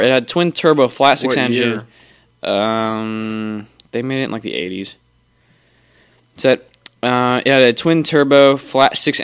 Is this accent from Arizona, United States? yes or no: yes; Arizona, United States; I'm from Arizona.